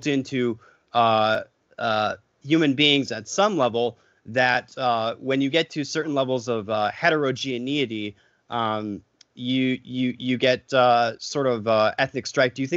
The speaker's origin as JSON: {"language": "English", "region": "Michigan", "country": "United States", "tie": "born or raised there", "said": "raised here in the Midwest. I'm from Michigan and sort of a rural, more or less type area"}